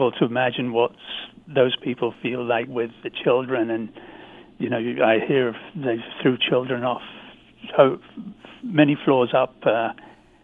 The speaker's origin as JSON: {"language": "English", "region": "London", "country": "United Kingdom", "tie": "born or raised there", "moved": "yes", "lives_now": "Canada", "said": "I grew up in London, not far, you know, 3 or 4 miles from that area."}